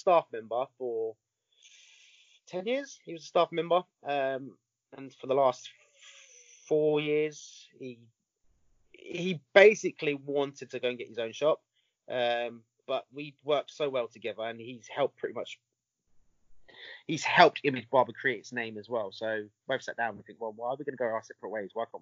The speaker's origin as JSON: {"language": "English", "region": "England", "country": "United Kingdom", "tie": "born or raised there", "said": "I was born in England, so I've got Italian background, Italian heritage."}